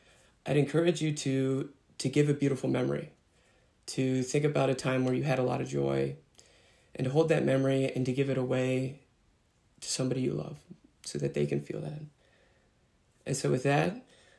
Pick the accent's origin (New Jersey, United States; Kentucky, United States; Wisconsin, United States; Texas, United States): Texas, United States; Austin; I'm from Austin, Texas